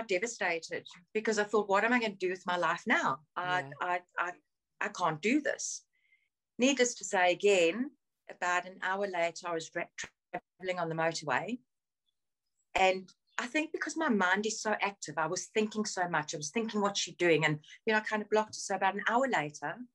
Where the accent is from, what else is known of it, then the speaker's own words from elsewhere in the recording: South Africa; moved away as an adult; now in United Kingdom; So I grew up in South Africa. I was born in South Africa. I moved back here in January 2016